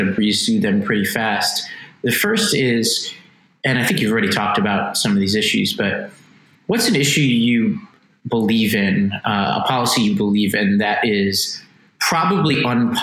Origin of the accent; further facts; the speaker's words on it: New York City, New York, United States; I come from Staten Island, New York